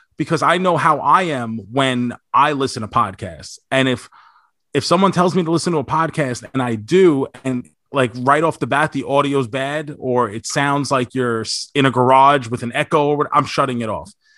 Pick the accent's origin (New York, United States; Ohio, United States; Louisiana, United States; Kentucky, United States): New York, United States; now in Florida, United States; I grew up in New York